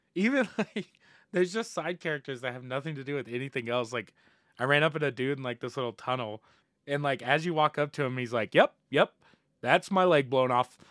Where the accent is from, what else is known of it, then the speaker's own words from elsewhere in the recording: Indiana, United States; moved away; my hometown back in Indiana